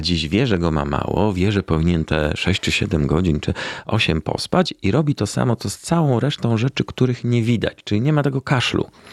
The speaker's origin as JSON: {"language": "Polish", "town": "Warsaw", "region": "Masovian Voivodeship", "country": "Poland", "tie": "born or raised there", "said": "Powiedzmy, od trzeciego roku życia w Warszawie i urodziłem się w Warszawie"}